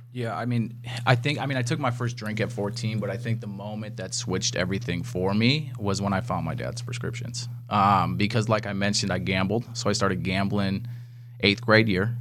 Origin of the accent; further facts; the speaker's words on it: Wisconsin, United States; growing up in Wisconsin